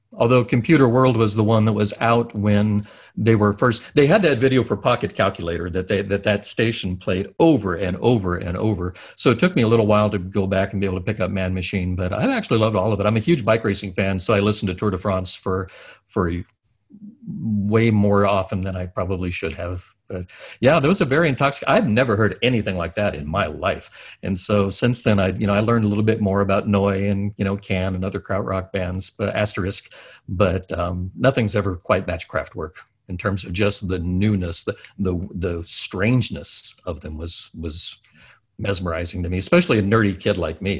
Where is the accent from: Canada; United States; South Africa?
United States; also born or lived in Annapolis, Maryland; I'm an American. I live uh, in, close by Washington D.C um, basically on the Maryland side of DC